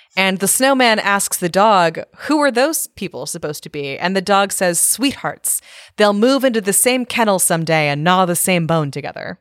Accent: California, United States; moved away; also born or lived in Maryland; I grew up in California and then I moved to Maryland

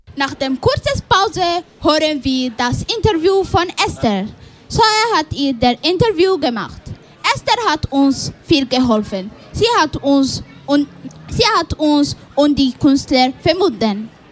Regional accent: Somalia; now in Switzerland; sechzehn Jahre alt und ich komme aus Somalia

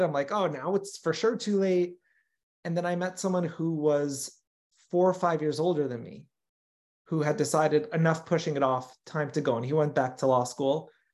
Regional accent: Los Angeles, California, United States; also born or lived in New York; grew up here in L

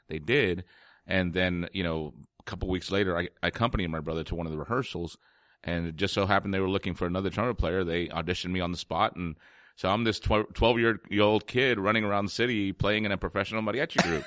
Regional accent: San Antonio, Texas, United States; growing up in San Antonio.

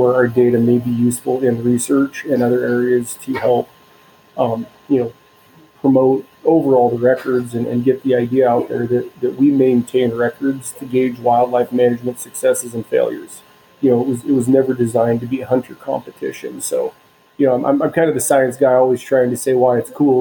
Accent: Southern Oregon coast, United States; moved away as an adult; also born or lived in Northern Wisconsin / Idaho; I grew up on the Southern Oregon coast

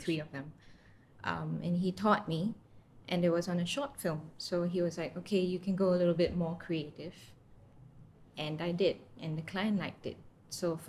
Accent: Singapore; I'm from Singapore, born and bred.

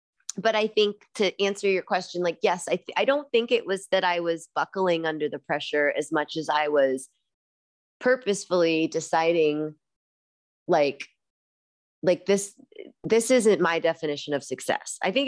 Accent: Midwest, United States; growing up in the Midwest, like space and having a yard and having trees around you

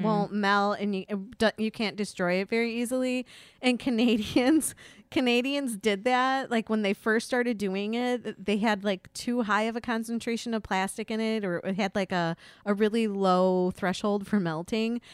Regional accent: Slovakia; moved away; my home country, Slovakia

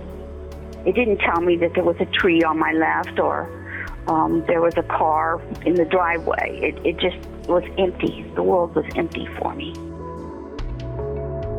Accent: Buffalo, New York, United States; I'm from Buffalo, New York

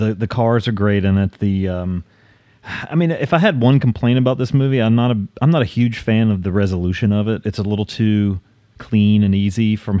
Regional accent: Winston-Salem, North Carolina, United States; I grew up in Forsyth County, and that's where Winston-Salem was. So we were the biggest city in our area.

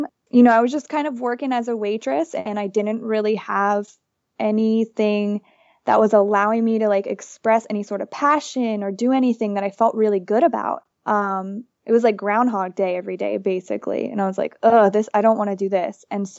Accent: Florida, United States; moved away as an adult; now in Nicaragua; I grew up in Florida in a small town.

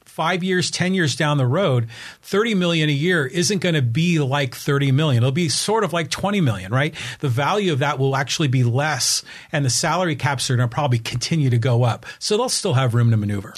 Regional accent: Bay Area, California, United States; I grew up in the Bay Area

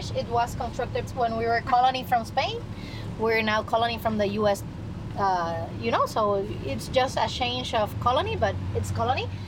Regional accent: New Orleans, Louisiana, United States; I'm from New Orleans

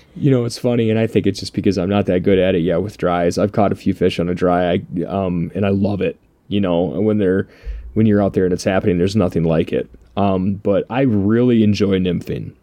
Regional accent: Michigan, United States; growing up in Michigan

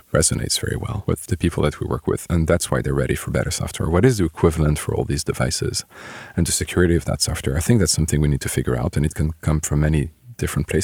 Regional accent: Bordeaux, Nouvelle-Aquitaine, France; moved away as an adult; also born or lived in Lyon, France / Paris, France; I grew up near Bordeaux. Stayed in Bordeaux for high school

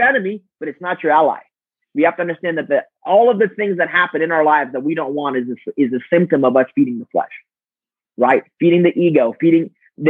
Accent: Romania; moved away; we grew up in a communist country. I was born in Romania during communism

